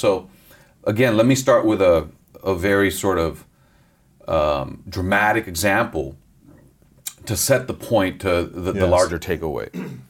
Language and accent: English; Los Angeles, California, United States; It's good to be in my hometown.